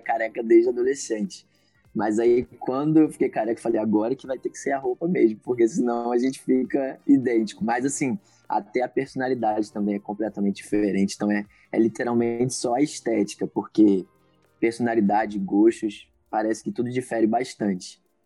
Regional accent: Niterói, Rio de Janeiro, Brazil; tenho 26 anos, sou daqui de Niterói, do Rio de Janeiro

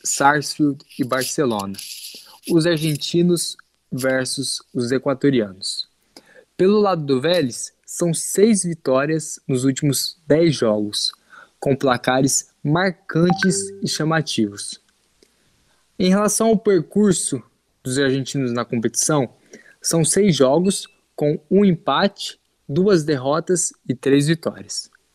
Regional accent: Brazil; somos brasileiros

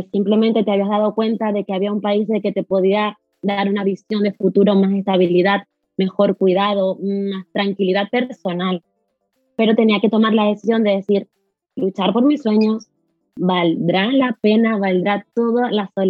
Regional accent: Venezuela; now in Spain; no soy de Venezuela porque me

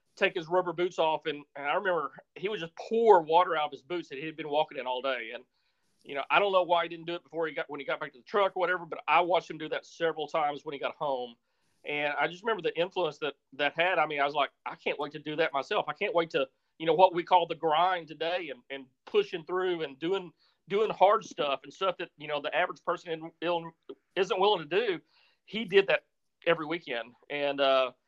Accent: Missouri Bootheel, United States; I grew up in a little part of Missouri called the Boot Hill. And if people aren't familiar with the geography of Missouri, it's on the southeast corner

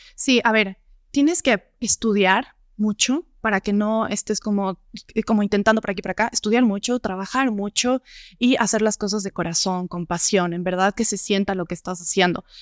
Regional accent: Gualaquiza, Morona Santiago, Ecuador; now in Quito, Ecuador; Yo vengo de Morona, Santiago, de la Amazonía, de Gualaquiza, de un pueblo chiquitito cerca de Loja

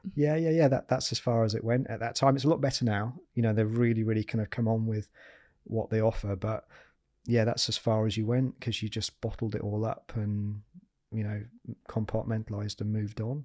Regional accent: Yorkshire and the Humber, United Kingdom; I'm a Yorkshireman

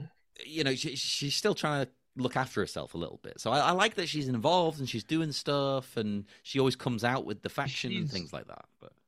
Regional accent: England, United Kingdom; as an English person

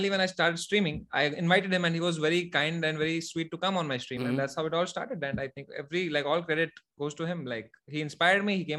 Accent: Jammu and Kashmir, India; English is a second language; Actually, I'm from Kashmir.

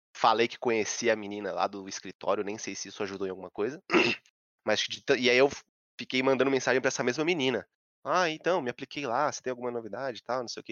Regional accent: São Paulo, Brazil; eu sou de São Paulo, que nem você. Sou do Centrão, que é Santa Cecília.

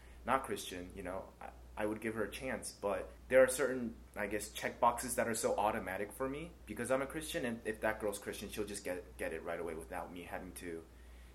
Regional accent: United States; I grew up in the States

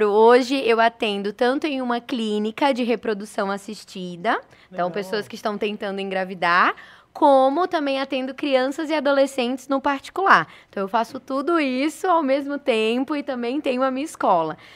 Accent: Fortaleza, Ceará, Brazil; born there; accent: Recife; also born or lived in Recife; Eu sou nordestina, então eu nasci em Fortaleza, mas o meu sotaque é de Recife, uhum. porque passei muito tempo lá.

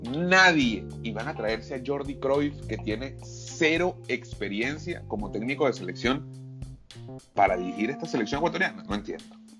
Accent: Venezuela; also born or lived in Panama; now in United States; mi caso, como venezolano, también sigo la liga de, Venezuela

